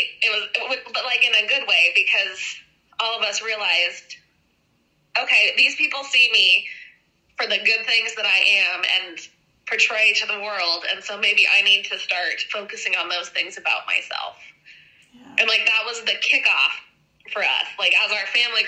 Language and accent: English; Wyoming, United States; I'm from Wyoming